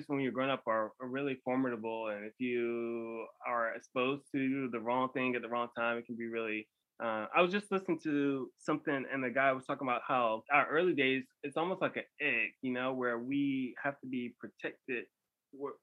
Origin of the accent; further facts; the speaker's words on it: Bertie County, North Carolina, United States; moved away as an adult; also born or lived in Greensboro, North Carolina / Pittsboro, North Carolina / Boone, North Carolina / Clayton, North Carolina; I grew up in Berkeley County.